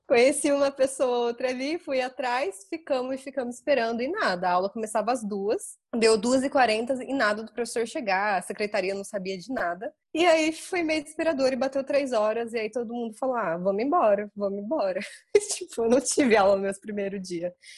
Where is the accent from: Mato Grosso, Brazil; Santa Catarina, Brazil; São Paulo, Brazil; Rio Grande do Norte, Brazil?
São Paulo, Brazil; São José dos Campos; moved away as an adult; also born or lived in Guarulhos; Eu sou de São José dos Campos e a minha faculdade era em Guarulhos